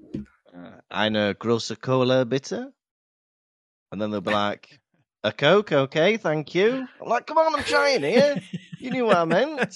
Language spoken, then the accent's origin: English; Llandudno, Wales, United Kingdom; I grew up in Llandudno